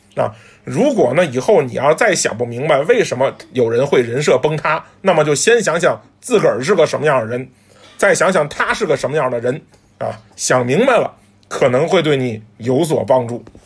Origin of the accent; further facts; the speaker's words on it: China; 作为中国人